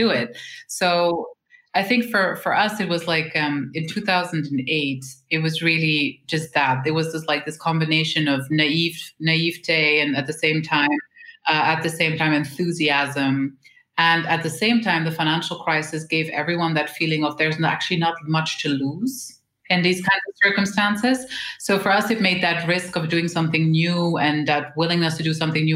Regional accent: Switzerland; We were born and raised in Switzerland.

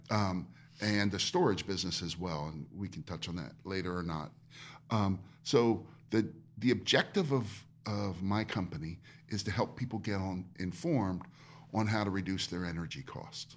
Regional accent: Easton, United States; moved away; also born or lived in California; my hometown

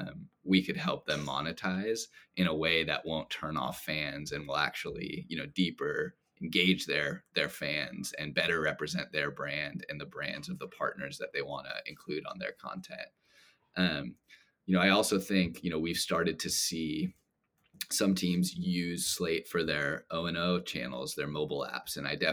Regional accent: Los Angeles, California, United States; Oh man, I gotta go with my hometown team, the LA Lakers.

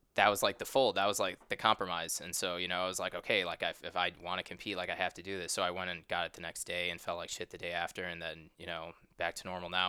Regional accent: Chicago, Illinois, United States; moved away as an adult; also born or lived in Ohio / Los Angeles, United States; now in St. Louis, United States; I'm actually not from the West Coast. I'm from a suburb of Chicago

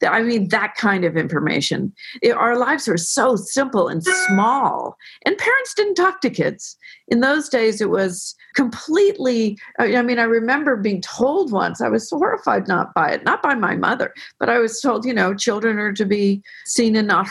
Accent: Belvedere Tiburon, California, United States; I was raised in Belvedere, Tiburon with Anne Lamott, who was a childhood friend.

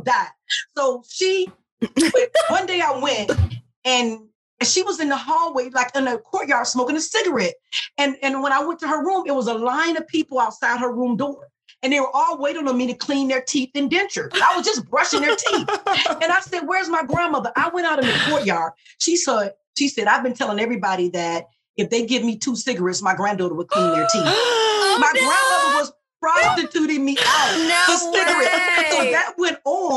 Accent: Detroit, Michigan, United States; I'm from Detroit. My mother worked at the plant

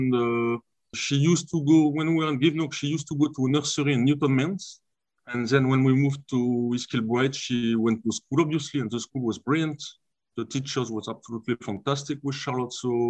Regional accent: Lille, Hauts-de-France, France; English is a second language; moved away as an adult; also born or lived in Kilmarnock; No, it was just a pleasure to play for my hometown.

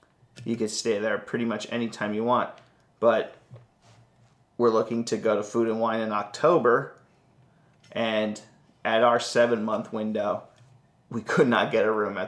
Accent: New York, United States; I guess I'm a New Amateurs. Yorker.

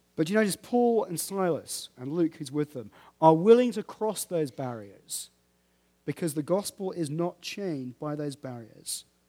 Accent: United Kingdom; We're British

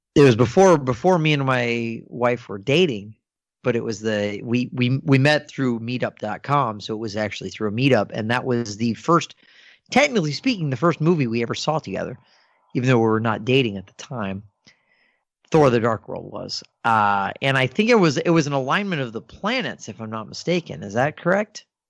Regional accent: Northern Virginia, United States; growing up in Northern Virginia

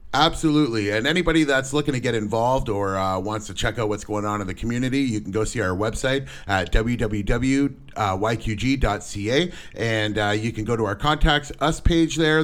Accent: LaSalle, Ontario, Canada; also born or lived in Windsor, Ontario; I was born and raised here in Windsor, uh, in LaSalle, actually

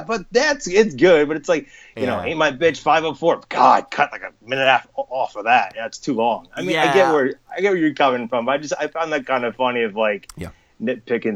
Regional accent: New Jersey, United States; I am actually from New Jersey

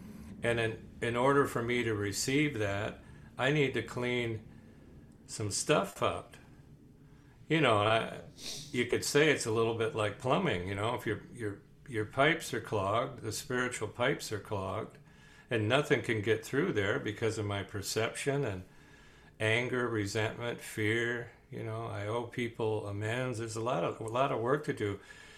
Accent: Wisconsin, United States; born there; I'm going to use an expression which is going to give away the fact that I'm old and I was born in Wisconsin, but holy cow.

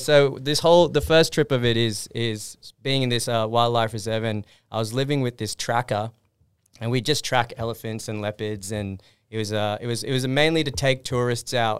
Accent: Sydney, New South Wales, Australia; I grew up in Fox Valley, Wurunga

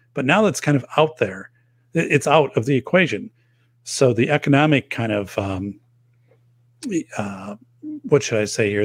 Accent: outside of Madison, Wisconsin, United States; outside of Madison

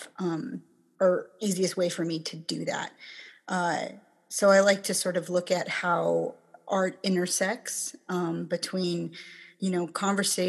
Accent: Kenai, Alaska, United States; also born or lived in Chickaloon Village, Alaska / Anchorage, Alaska; I grew up on the Kenai

